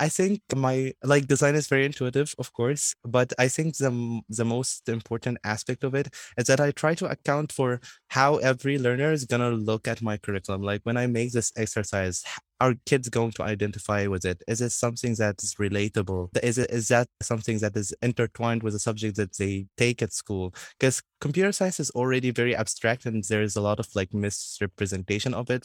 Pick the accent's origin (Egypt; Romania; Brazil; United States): Egypt; in my hometown, like, I continue being an ambassador for the World Literacy Foundation and continue teaching kids.